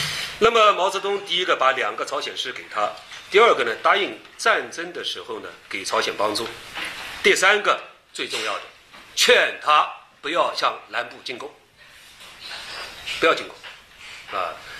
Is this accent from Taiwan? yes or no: no; China; 我们中国人